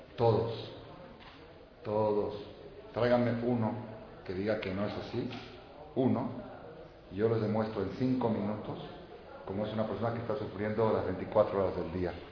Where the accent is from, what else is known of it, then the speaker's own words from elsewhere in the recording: Mexico; yo, hijo y nieto y bisnieto de mexicanos. Yo soy mexicano, yo soy de aquí, yo soy de aquí.